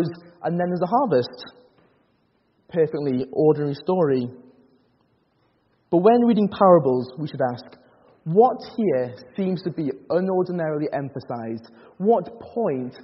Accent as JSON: {"language": "English", "area": "Northumberland", "region": "North East England", "country": "United Kingdom", "tie": "born or raised there", "said": "I grew up in Northumberland"}